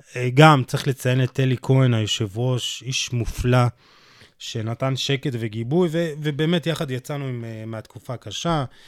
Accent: Jerusalem, Jerusalem District, Israel; אני ירושלמי

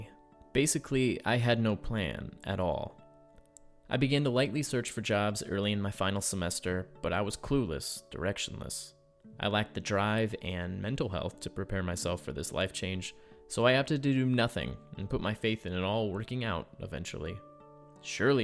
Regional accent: Springfield, Illinois, United States; moved away as an adult; now in Chicago, United States; I was in Springfield, my hometown

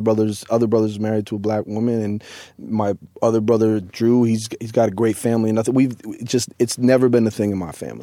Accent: Boston, Massachusetts, United States; I'm from Boston, born and raised.

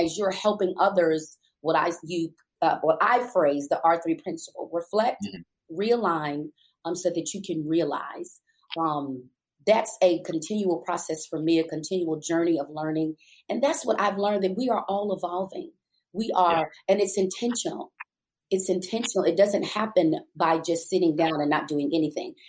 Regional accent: New York City, New York, United States; moved away as an adult; I am a native New Yorker. I was born and raised in Brooklyn

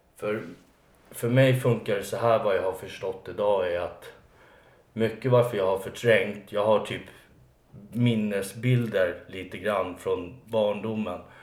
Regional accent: Alby, Stockholm County, Sweden; jag är uppvuxen i en förort som heter Alby.

